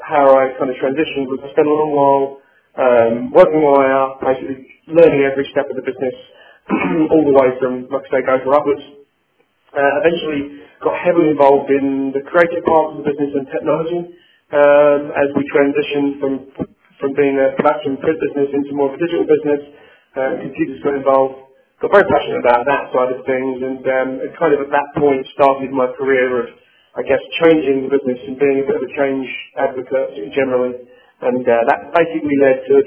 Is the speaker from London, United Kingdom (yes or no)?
yes; London, United Kingdom; accent: British; moved away as an adult; now in United States; born and bred in England and in London, and I've been in the US now for about a year and a half.